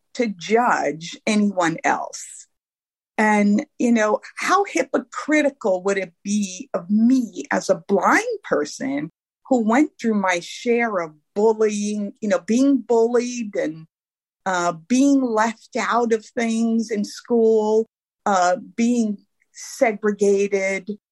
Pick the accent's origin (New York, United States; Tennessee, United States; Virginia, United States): New York, United States; New York City; I grew up in Brooklyn, New York.